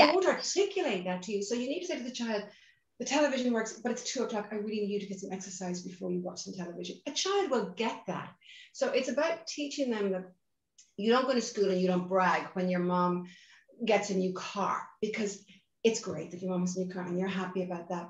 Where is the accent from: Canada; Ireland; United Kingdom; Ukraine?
Ireland; accent: Irish; also born or lived in Boston, United States; you can hear my accent. I'm Irish. In fact, hello from sunny Dublin in, in Ireland